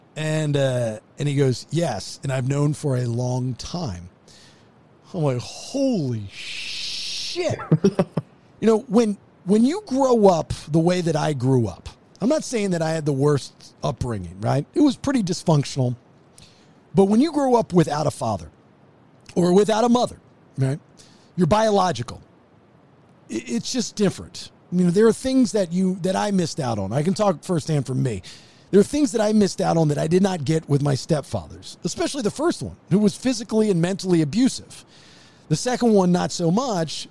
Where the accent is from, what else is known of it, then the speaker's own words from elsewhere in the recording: Maryland, United States; moved away; I'm from Maryland